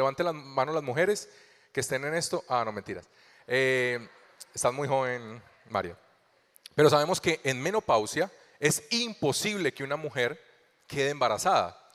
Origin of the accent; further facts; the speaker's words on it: Colombia; also born or lived in Venezuela; Hace ocho años llegamos aquí a Colombia desde Venezuela. Yo soy colombiano, conocí al amor de mi vida en Venezuela